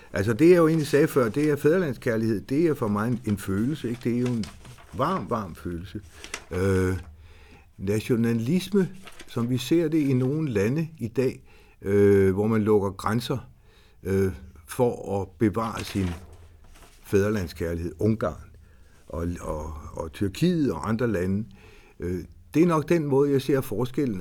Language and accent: Danish; Horsens, Central Denmark Region, Denmark; Jeg er født i Horsens. Jeg er østjyde.